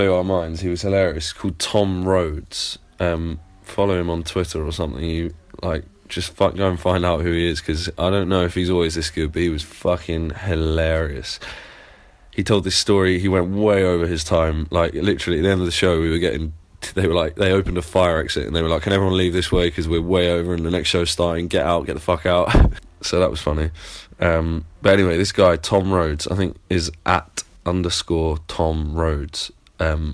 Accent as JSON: {"language": "English", "town": "Plymouth", "region": "South West England", "country": "United Kingdom", "accent": "English", "moved": "yes", "lives_now": "London, United Kingdom", "said": "Plymouth, and I live in London"}